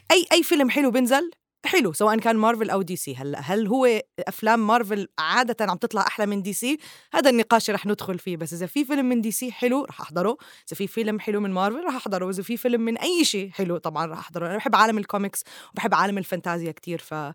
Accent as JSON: {"language": "Arabic", "country": "Jordan", "moved": "yes", "lives_now": "Dubai, United Arab Emirates", "said": "من الأردن"}